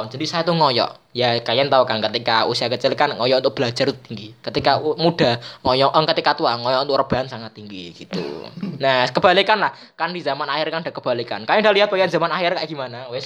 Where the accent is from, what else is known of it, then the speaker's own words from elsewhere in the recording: Kudus, Central Java, Indonesia; Kudus, guys. Jadi sama seperti saya.